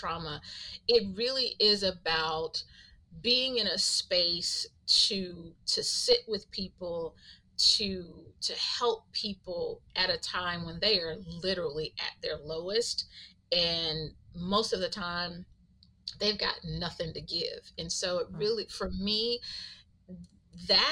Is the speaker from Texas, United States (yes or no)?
yes; Texas, United States; also born or lived in Atlanta / Houston; Was born and raised in Texas, a small town in Texas, and went to school in Atlanta